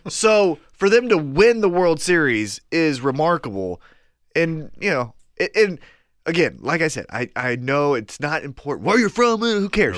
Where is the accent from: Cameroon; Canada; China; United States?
United States; Kansas City; Kansas City, which is my hometown